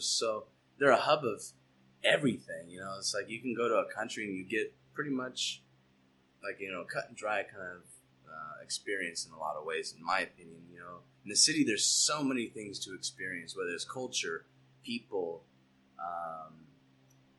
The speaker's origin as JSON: {"language": "English", "town": "Temecula", "region": "California", "country": "United States", "tie": "born or raised there", "also_born_or_lived": "Long Beach", "moved": "as an adult", "lives_now": "Whittier, United States", "said": "I was actually born and raised in Temecula. Well, actually, I was born in Long Beach, but then we moved down to Temecula. I basically felt like I was born and raised there"}